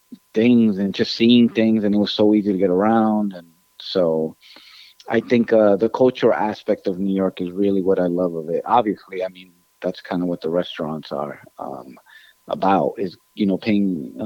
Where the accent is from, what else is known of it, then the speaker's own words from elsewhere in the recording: Ecuador; I think growing up in Ecuador, what I loved was having my grandparents